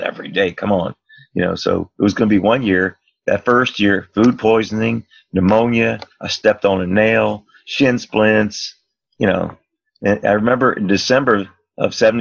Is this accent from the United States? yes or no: yes; Miami Beach, Florida, United States; also born or lived in Virginia; I was raised right here on South Beach. I was born in Virginia, came here when I was 5 years old, which is 65 years ago